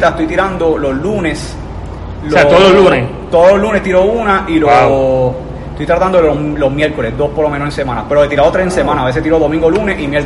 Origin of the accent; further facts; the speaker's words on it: Coamo, Puerto Rico; Sí, soy de Coamo.